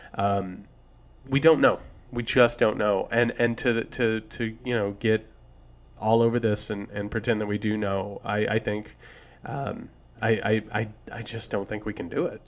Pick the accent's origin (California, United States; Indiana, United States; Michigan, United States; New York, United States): Indiana, United States; I'm from Indiana